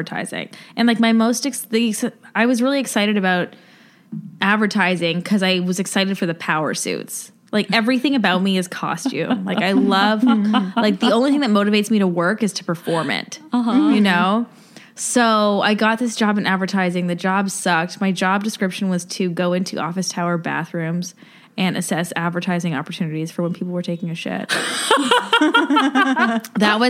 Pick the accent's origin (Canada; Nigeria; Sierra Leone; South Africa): Canada; Ontario; Grew up in Ontario and like an hour or 2 hours outside of Toronto